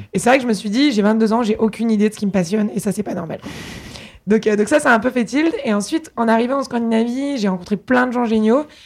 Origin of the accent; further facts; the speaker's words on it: Paris, Île-de-France, France; also born or lived in England; moi, je suis née à Paris, j'ai grandi ici